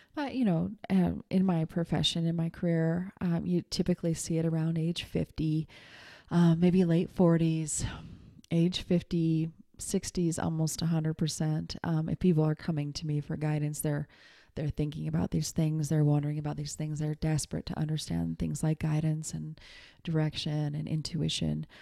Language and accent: English; Montana, United States; moved away as an adult; also born or lived in New York City; when I was twenty years old and I moved, um, from Montana to New York City by myself